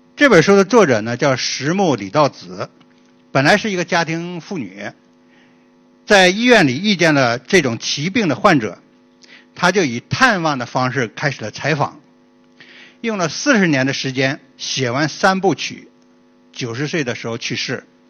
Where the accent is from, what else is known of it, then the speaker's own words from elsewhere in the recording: Changchun, Jilin, China; accent: Northeastern (Dongbei); moved away as an adult; also born or lived in Yanbian, Jilin; now in Japan; 我在东北，我是东北人，我东北长春人啊，我下乡也是在东北，呃，我在东北下过乡